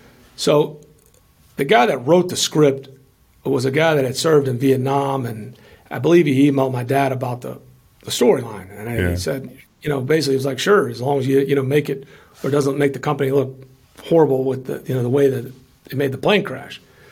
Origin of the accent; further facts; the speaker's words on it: Memphis, Tennessee, United States; now in Atlanta, United States; growing up in Memphis